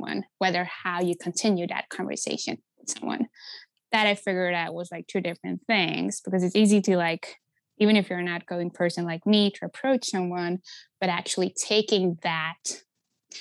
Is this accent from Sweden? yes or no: yes; Stockholm, Stockholm County, Sweden; moved away as an adult; now in Seattle, United States; I'm born and raised in Stockholm, the capital city of Sweden.